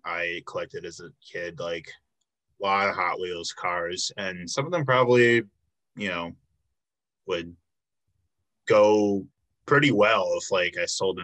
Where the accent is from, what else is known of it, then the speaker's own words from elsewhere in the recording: Chicago suburbs, Illinois, United States; moved away as an adult; now in Milwaukee, United States; I'm from Illinois